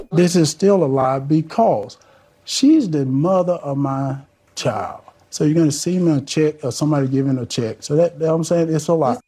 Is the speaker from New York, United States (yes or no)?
no; Johnson County, Georgia, United States; This is from my hometown. This is from Johnson County